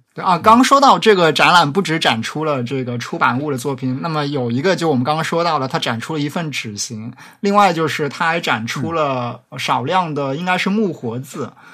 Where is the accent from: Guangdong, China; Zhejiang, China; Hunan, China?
Zhejiang, China; Jiaxing; accent: Jiaxing dialect; 我念的这个嘉兴方言会比较像上海的所谓的松江方言